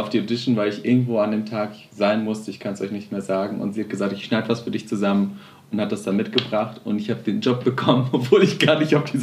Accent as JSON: {"language": "German", "town": "Witten", "region": "North Rhine-Westphalia", "country": "Germany", "also_born_or_lived": "Amsterdam", "said": "ich komme aus Witten."}